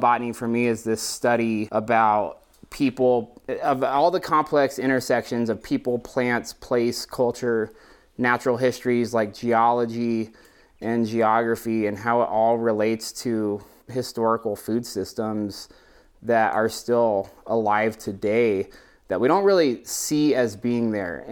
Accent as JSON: {"language": "English", "town": "Durango", "region": "Colorado", "country": "United States", "tie": "born or raised there", "said": "I grew up outside of Durango in a rural Mormon community"}